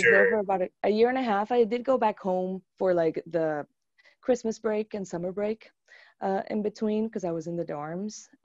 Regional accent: Aibonito, Puerto Rico; moved away as an adult; also born or lived in Arecibo, Puerto Rico; now in United States; I grew up in Puerto Rico

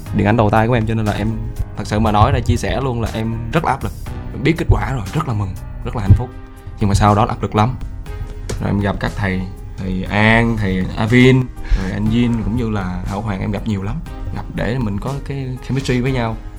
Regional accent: Southern Vietnam, Vietnam; accent: Southern Vietnamese; vẫn sử dụng giọng miền Nam của mình

